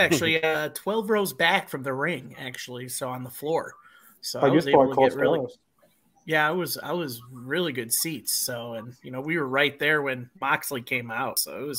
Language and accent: English; Chicago, Illinois, United States; now in Nashville area, Tennessee, United States; I grew up in the Chicagoland area, and I live in Nashville area. Well, just west of Nashville, like 45 minutes in Tennessee.